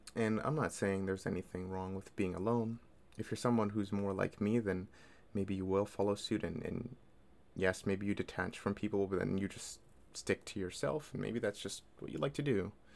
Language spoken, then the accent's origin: English; Toronto, Ontario, Canada; I'm from Toronto